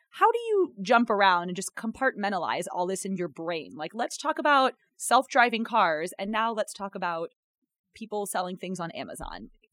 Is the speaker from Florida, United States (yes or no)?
no; North Carolina, United States; now in Chicago, United States; I'm from North Carolina